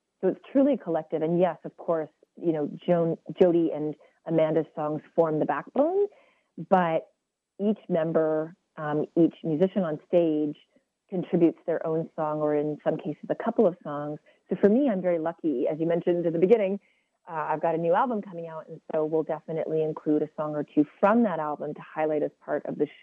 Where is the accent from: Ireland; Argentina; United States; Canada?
Canada; West Coast, British Columbia; We're both from the West Coast